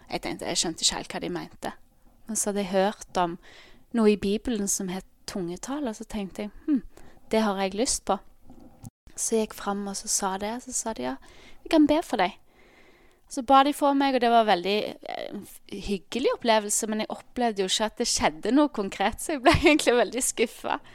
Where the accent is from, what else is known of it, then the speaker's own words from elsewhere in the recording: Ålgård, Rogaland, Norway; now in Bergen, Norway; Eh, men jeg er egentlig fra Ålgård, som er ja, halvtimes tid ut Stavanger.